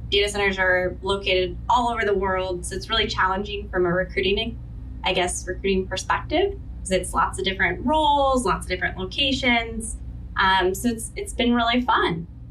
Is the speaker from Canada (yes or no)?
no; Seattle, Washington, United States; I grew up in the in the Seattle area